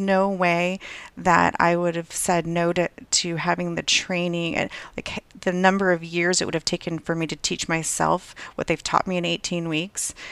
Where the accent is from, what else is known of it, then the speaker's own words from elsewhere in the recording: Southern California, United States; moved away as an adult; also born or lived in Hawaii / Virginia; I grew up in Southern California, not too far from the beach